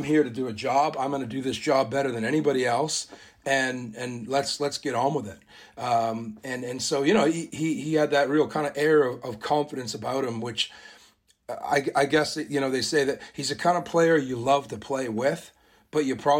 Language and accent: English; Canada; where I was sort of raised, not born, but raised, spent my whole life there, played all my junior rugby there